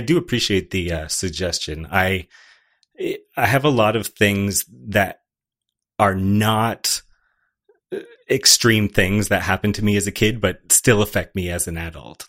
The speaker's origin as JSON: {"language": "English", "country": "Canada", "said": "as a Canadian"}